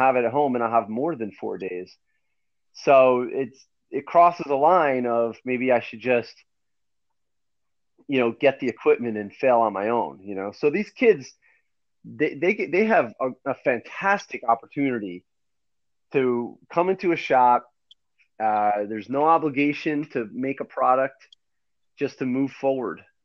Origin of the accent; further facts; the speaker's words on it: New Milford, New Jersey, United States; I grew up in New Milford, New Jersey